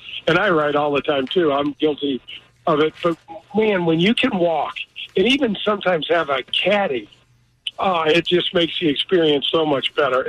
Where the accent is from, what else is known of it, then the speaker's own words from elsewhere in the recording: United States; the way I grew up in North County